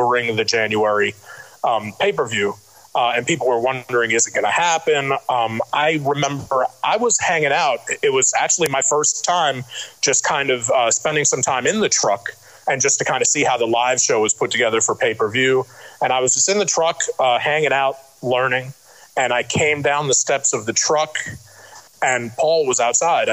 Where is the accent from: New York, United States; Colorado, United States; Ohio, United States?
New York, United States; New York City; growing up in Brooklyn